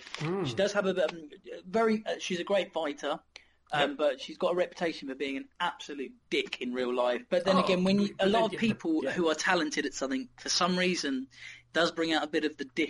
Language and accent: English; United Kingdom; Yeah, sure, we're British, mate. We don't give a fuck.